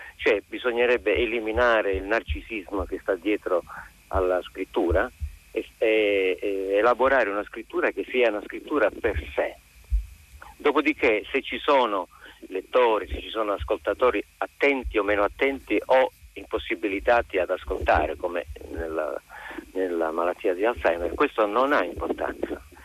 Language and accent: Italian; Calabria, Italy; now in Milan, Italy; essendo io eh, nato in Calabria